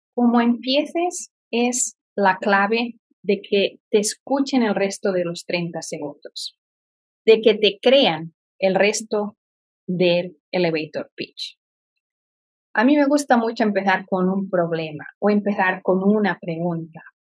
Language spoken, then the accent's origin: Spanish; Barcelona, Catalonia, Spain; moved away as an adult; also born or lived in Florida; now in Indianapolis, United States; nací en Barcelona y vine a vivir a Estados Unidos y que he vivido en diferentes estados